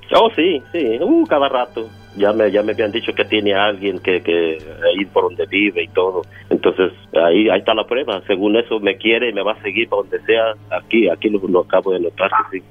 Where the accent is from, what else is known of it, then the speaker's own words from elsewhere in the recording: Mexico; yo soy de México